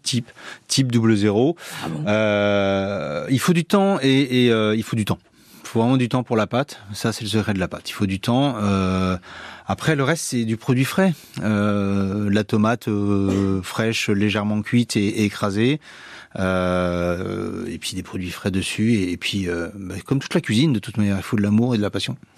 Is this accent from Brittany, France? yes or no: yes; Brittany, France; moved away as an adult; now in Landes, France; Je suis parti de Bretagne pour faire une saison et je suis resté